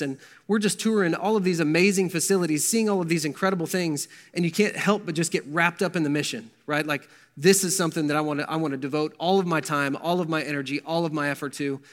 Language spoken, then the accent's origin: English; Verdigris, Oklahoma, United States; I grew up in Verdigris, Oklahoma